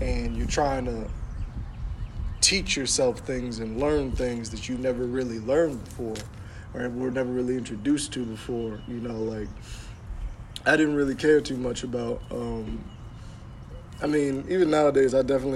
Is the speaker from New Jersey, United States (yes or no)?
yes; Burlington, New Jersey, United States; moved away; when I was back in Burlington, New Jersey